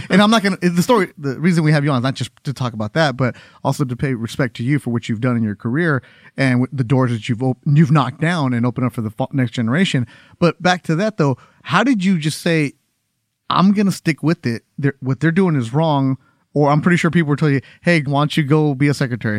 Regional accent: Los Angeles, California, United States; as a kid born and raised in Los Angeles

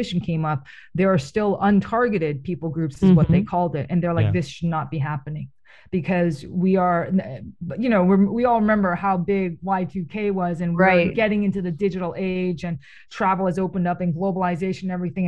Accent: Toronto, Ontario, Canada; I was born in Toronto. My parents immigrated to Toronto

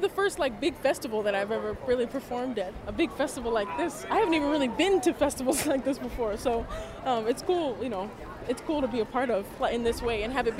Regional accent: Bronx, New York, United States; So to be here with you all, born and raised in the Bronx, New York, my family's here.

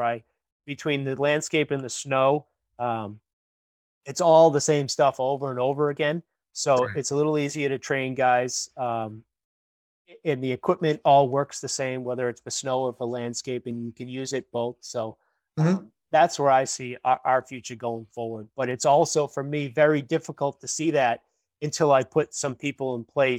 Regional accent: Woburn, Massachusetts, United States; now in Wakefield, United States; I grew up in Woburn. I live in Wakefield, Mass now, but I grew up in Woburn

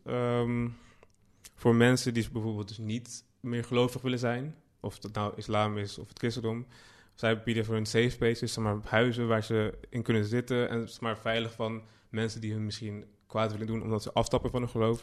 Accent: Amsterdam, North Holland, Netherlands; born or raised there

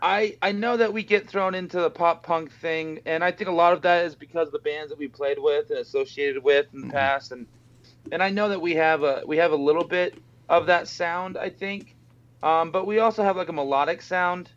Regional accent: Boise, Idaho, United States; moved away as an adult; now in Las Vegas, United States; me and Dave, the bassist, we met when we were in uh, junior high in Boise, Idaho

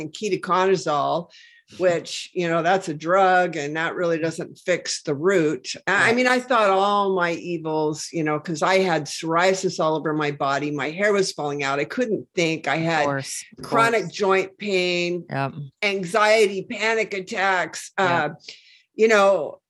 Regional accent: Washington, United States; I'm from Washington State, where, you know, the Hanford Reservation is.

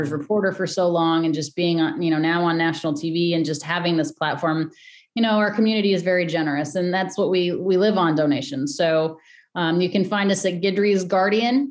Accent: Denver, Colorado, United States; moved away; back in Denver, which is my hometown

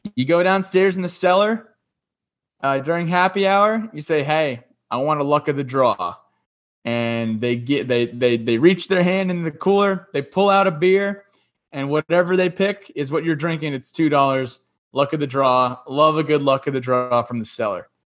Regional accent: New Jersey, United States; I'm from New Jersey

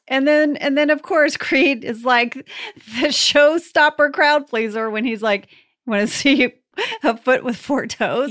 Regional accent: North Texas, United States; my hometown is pretty small, you know, in, uh, North Texas, and the evening news there is, "Good evening, Texoma." 'cause we're right by the Texas-Oklahoma border.

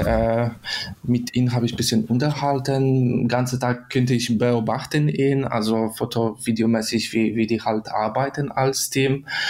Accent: Poland; German is a second language; moved away as an adult; now in Germany; ich komme aus Polen, in Deutschland wohne ich schon seit fünf Jahren

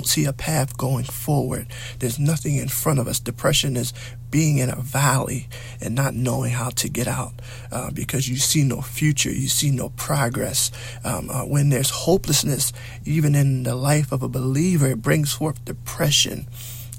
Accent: United States

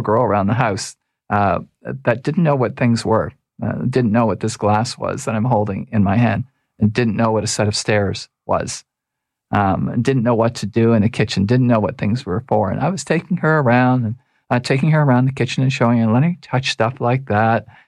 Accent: Toronto, Ontario, Canada; I was raised in Toronto.

